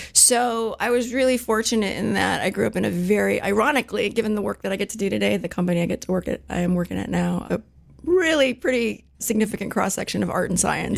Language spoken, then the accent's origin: English; Silicon Valley, Bay Area, California, United States; I was actually born and raised in Silicon Valley, believe it or not. So born at Stanford, raised in the Bay